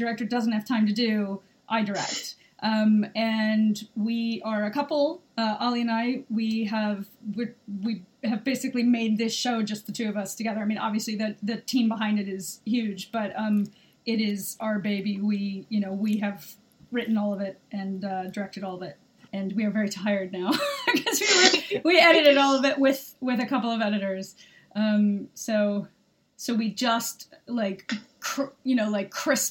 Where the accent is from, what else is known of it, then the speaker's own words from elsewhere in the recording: United States; now in United Kingdom; I'm an American. I live in the UK.